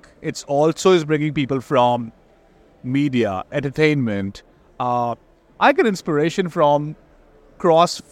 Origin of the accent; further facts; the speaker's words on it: India; moved away as an adult; now in San Francisco, United States; I come from India, born and raised there, and now, of course, long time in the US